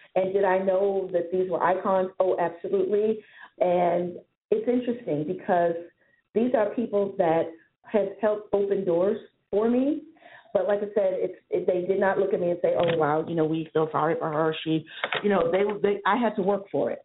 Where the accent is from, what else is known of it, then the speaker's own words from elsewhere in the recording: New York City, New York, United States; moved away as an adult; also born or lived in New Hampshire / Boston; I'm born and raised in New York City, but I was educated in New Hampshire